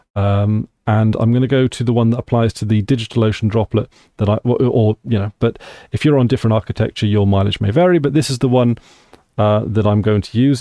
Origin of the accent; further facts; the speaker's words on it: United Kingdom; I am from the United Kingdom of Great Britain, Northern Ireland